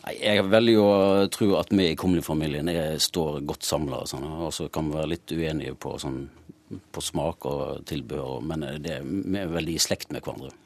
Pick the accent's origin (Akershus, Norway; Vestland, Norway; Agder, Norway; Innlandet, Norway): Vestland, Norway; Austevoll; now in Oslo, Norway; Jeg er jo fra Austevoll i Hordaland